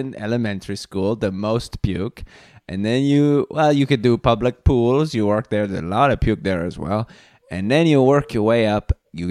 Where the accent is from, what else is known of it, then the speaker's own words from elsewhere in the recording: Reykjavik, Capital Region, Iceland; And I am from Iceland.